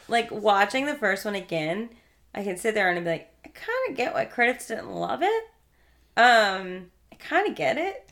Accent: New York, United States; I grew up in New York

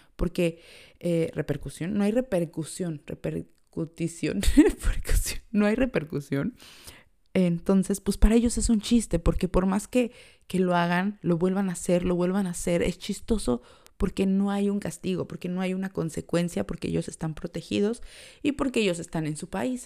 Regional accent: Mexico; moved away as an adult; now in Ireland; yo que vengo de México

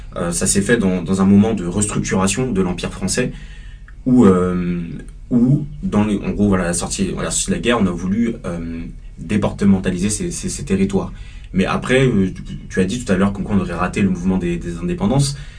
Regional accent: Paris suburbs, Île-de-France, France; Je suis né à Paris, j'ai grandi en banlieue parisienne

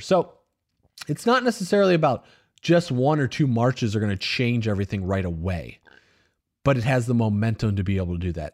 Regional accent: United States; I grew up in the United States

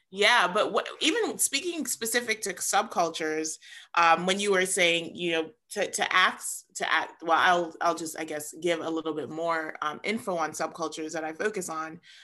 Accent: New York City, New York, United States; my family is Jamaican, but I was, I was born and raised in New York City.

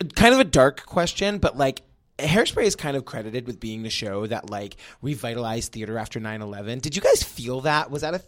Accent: Massachusetts, United States; I'm from Ma, Massachusetts

